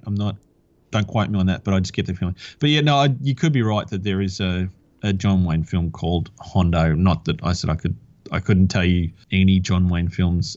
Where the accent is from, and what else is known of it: Australia